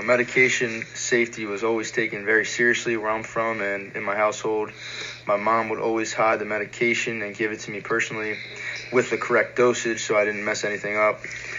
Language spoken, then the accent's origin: English; Orangeville, Ontario, Canada; moved away as an adult; now in United States; I'm from Orangeville, Ontario.